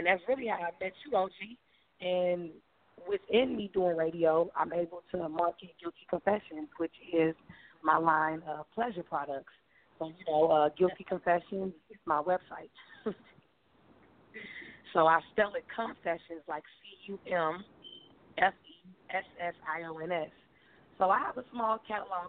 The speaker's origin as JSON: {"language": "English", "town": "Chicago", "region": "Illinois", "country": "United States", "tie": "born or raised there", "said": "I'm coming from Chicago, born and raised in the 100s"}